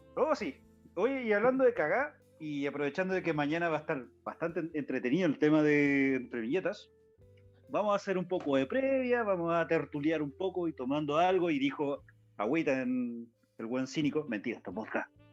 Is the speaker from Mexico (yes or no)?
no; Valparaíso, Chile; moved away; Vengo de Valpo.